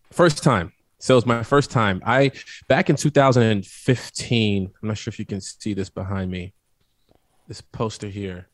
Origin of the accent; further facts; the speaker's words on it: Midwest, United States; I'm from the Midwest